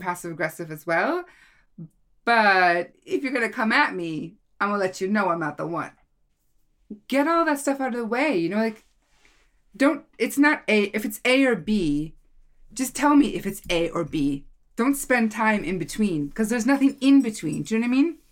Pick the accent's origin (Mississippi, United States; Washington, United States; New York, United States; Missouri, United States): Washington, United States; Seattle; moved away as an adult; now in Norway; I was born in Seattle, Washington